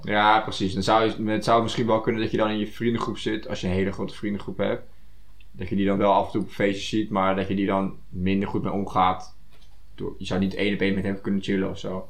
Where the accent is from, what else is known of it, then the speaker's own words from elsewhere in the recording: Netherlands; dat je daar als Nederlander, als nuchtere Nederlander, daar zo snel doorheen kan, prikt